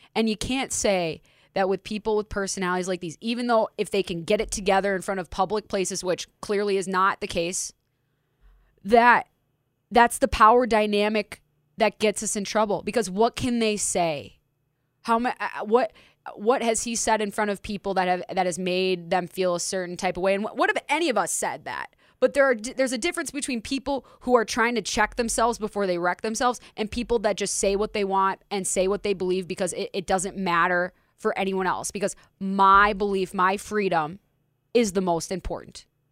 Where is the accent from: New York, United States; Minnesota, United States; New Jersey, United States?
Minnesota, United States; Minneapolis; Minneapolis, my community